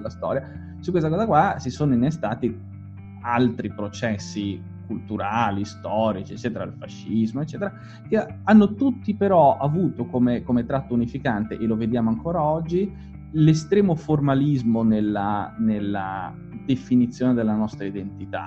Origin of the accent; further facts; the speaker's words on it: Liguria, Italy; io dico sempre da Ligure